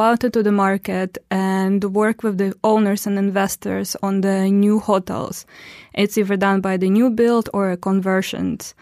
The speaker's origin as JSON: {"language": "English", "town": "Omsk", "region": "Omsk Oblast", "country": "Russia", "also_born_or_lived": "Istanbul / London", "moved": "as an adult", "lives_now": "Dubai, United Arab Emirates", "said": "I'm from Russia, and in Russia, I'm from, uh, Omsk. That is a city in, uh, Siberia."}